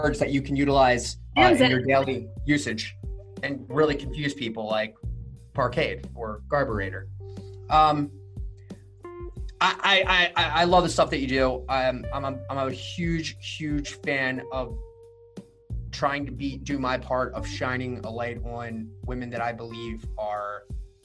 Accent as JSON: {"language": "English", "region": "Maryland", "country": "United States", "said": "people ask us where we're from here and we're like Maryland"}